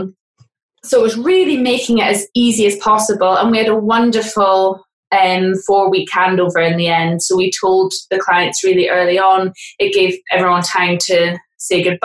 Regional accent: Aberdeen, Scotland, United Kingdom; moved away as an adult; also born or lived in England; now in Scotland, United Kingdom; I'm from Aberdeen originally, and then I moved to England when I was 18

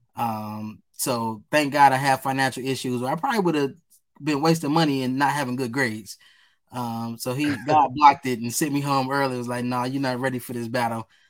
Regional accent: Detroit, Michigan, United States; growing up as a kid, I was a goofy, silly guy. Um, really into sports. Um, as you know, on the East Side

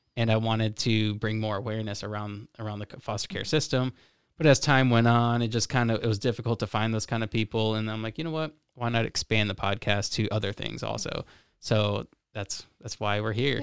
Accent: Florida, United States; now in Michigan, United States; I'm from Florida

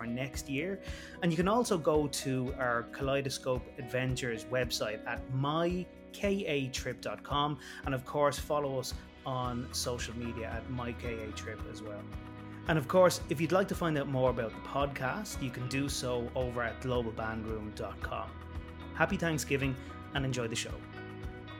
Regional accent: Ireland; my home country of Ireland

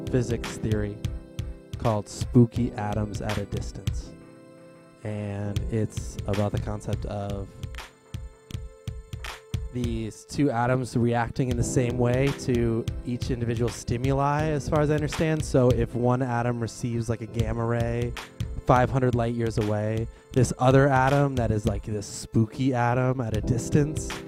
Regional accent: Chicago, Illinois, United States; We are … from Chicago.

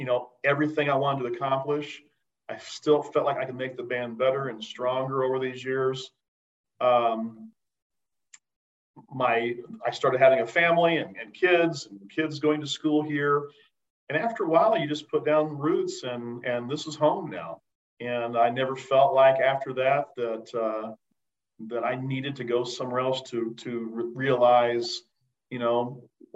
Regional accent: Bedford, Indiana, United States; I'm actually from Bedford, Indiana, and grew up in a kind of a smaller town south of Bloomington, Indiana

